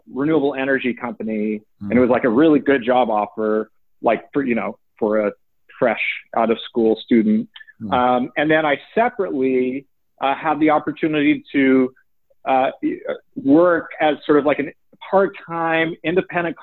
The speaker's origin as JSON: {"language": "English", "town": "Oakland", "region": "California", "country": "United States", "tie": "born or raised there", "said": "I happened to grow up in the Bay Area in Oakland"}